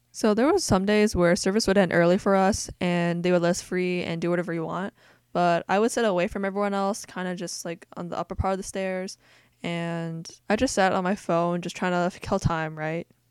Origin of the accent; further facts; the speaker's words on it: United States; I grew up in America and I'm accustomed to American culture because we're in America